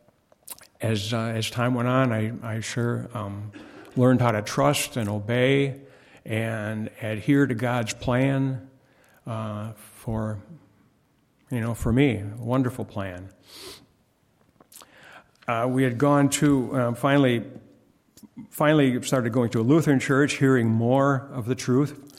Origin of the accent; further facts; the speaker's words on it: Wisconsin, United States; moved away; we grew up in Wisconsin